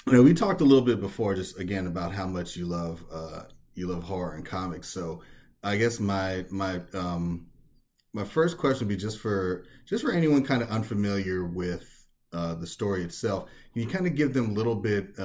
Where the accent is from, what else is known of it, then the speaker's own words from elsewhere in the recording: United States; being an American